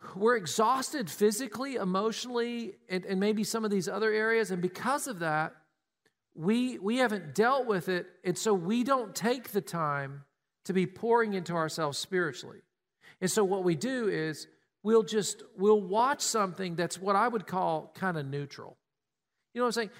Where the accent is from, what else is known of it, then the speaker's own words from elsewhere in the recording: Tennessee, United States; We grew up in Tennessee.